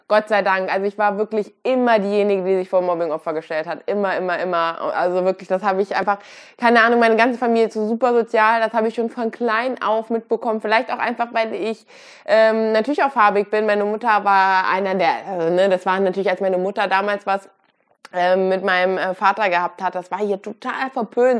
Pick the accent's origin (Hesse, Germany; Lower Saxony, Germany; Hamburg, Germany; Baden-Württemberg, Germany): Hesse, Germany; Kassel; ich komme aus Deutschland, bin auch hier groß geworden